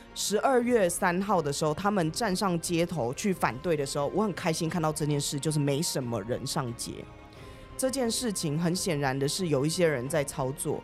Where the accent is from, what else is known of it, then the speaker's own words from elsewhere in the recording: Taiwan; also born or lived in India; 我们台湾人